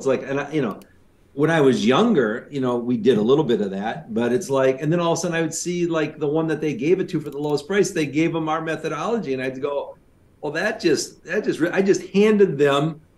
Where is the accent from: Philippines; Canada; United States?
Canada; accent: Canadian; Canadian. I should give my Canadian accent